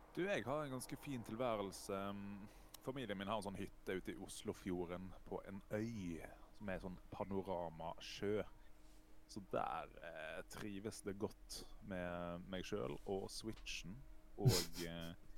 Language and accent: Norwegian; Os, Vestland, Norway; jeg er jo fra Os sør for Bergen